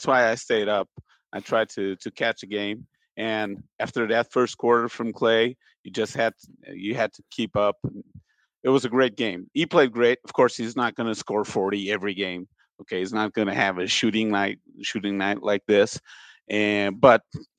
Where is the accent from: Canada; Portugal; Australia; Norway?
Portugal; now in Brazil; I'm from Portugal.